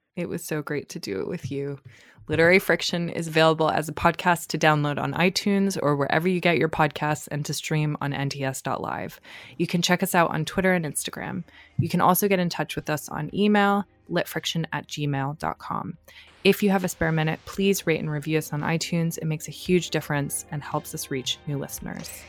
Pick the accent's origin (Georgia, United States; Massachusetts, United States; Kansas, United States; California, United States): Massachusetts, United States; Boston area; I am from Massachusetts